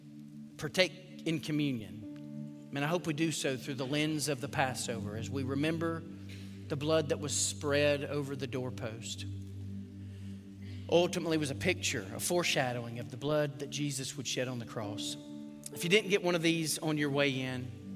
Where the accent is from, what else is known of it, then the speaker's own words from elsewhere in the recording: Dothan, Alabama, United States; I was born in Dothan, Alabama, 1973, I was born a sinner